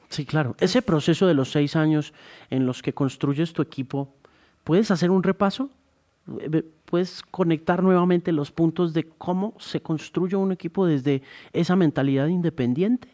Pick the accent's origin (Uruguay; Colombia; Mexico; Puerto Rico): Colombia; lo que somos los colombianos